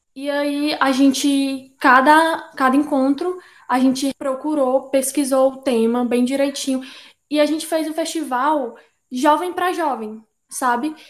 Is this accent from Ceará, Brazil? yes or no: yes; Fortaleza, Ceará, Brazil; poeta, é, nascida e criada no Grande Bom Jardim.